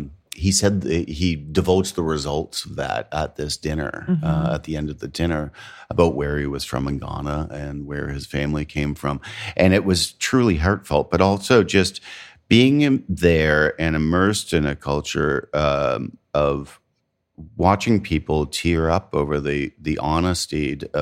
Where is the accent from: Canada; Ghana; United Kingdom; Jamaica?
Canada; now in United States; I'm Canadian and I live in the South. Mm-hmm. I am not from the South. I was not born here. I do not claim this food as my own.